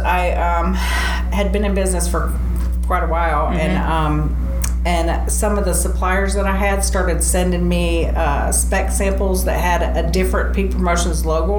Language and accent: English; Rochester, New York, United States; also born or lived in Texas / Colorado Springs, Colorado; now in Clarksville, United States; I was born in Rochester, New York.